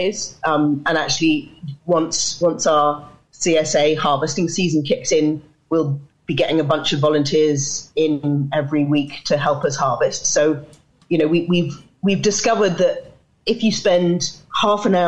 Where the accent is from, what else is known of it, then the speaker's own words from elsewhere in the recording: London, United Kingdom; moved away as an adult; now in Northern Ireland; I grew up in London